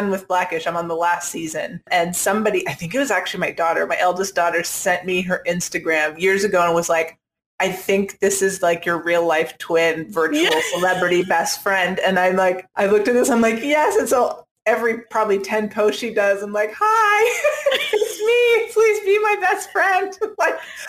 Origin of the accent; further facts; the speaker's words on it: Canada; also born or lived in Bermuda; now in California, United States; I was born in Bermuda, but raised in Canada and then moved to California